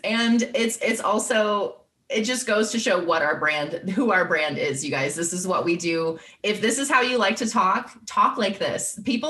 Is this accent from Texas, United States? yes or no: yes; Texas, United States; moved away; I'm from Texas. I've lived in Texas like 0% of my life.